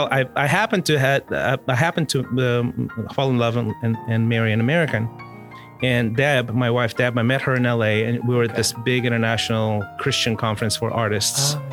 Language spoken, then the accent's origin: English; Mozambique; we were growing up in Mozambique, but we would watch South African television